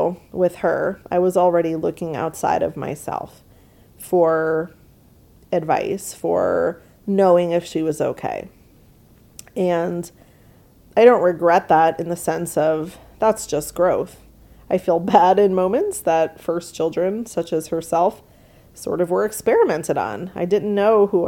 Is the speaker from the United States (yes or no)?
yes; New York, United States; I grew up in New York, which is a humid place, obviously, with the water right there